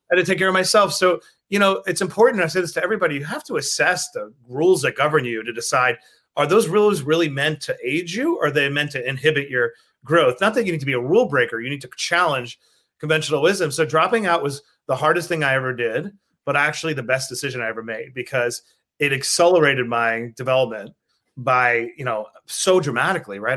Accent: New York City, New York, United States; growing up in Queens

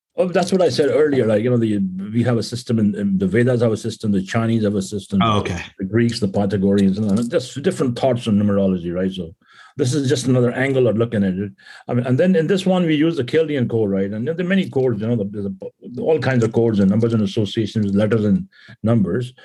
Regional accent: India; moved away as an adult; now in California, United States; growing up in India

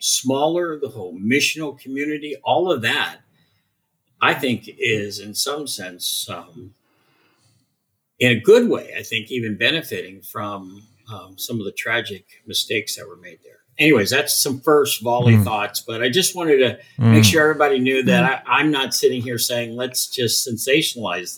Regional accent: Southern California, United States; I come from Southern California

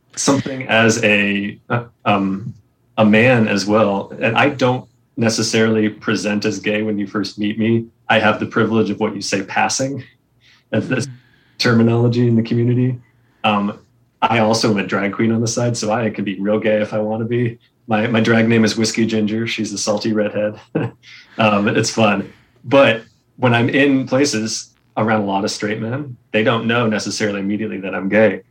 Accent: New England, United States; I grew up in New England in the Boy Scouts

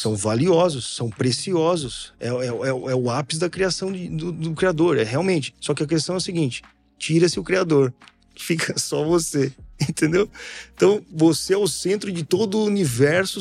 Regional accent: Brazil; como um bom brasileiro

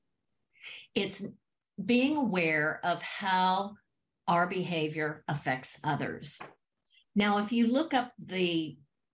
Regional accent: Haines City, Florida, United States; I grew up in Central Florida in a small town called Haines City

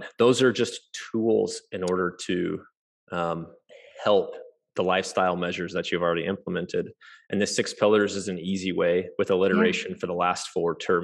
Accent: Kansas City, United States; I'm from Kansas City, and I'm a medical doctor.

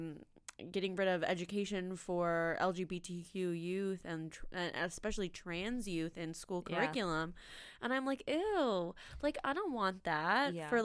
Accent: Lunenburg, Nova Scotia, Canada; So the MLA, who's running Conservative Party, well, Progressive Conservative Party, in my hometown in Lunenburg area, she's so great.

